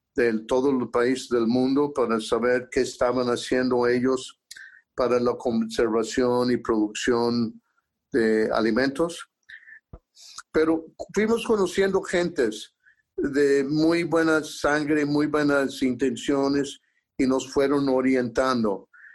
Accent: Durango, Colorado, United States; la pobreza en que yo me crié en Durango, Colorado.

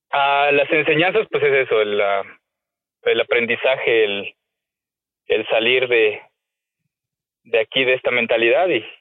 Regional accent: Jalostoc, Mexico; soy originario de un pueblito muy pequeño llamado Jalostoc, eh, famoso por producir algún tiempo cebollas. Ahorita estamos en el en la parte de producir higo.

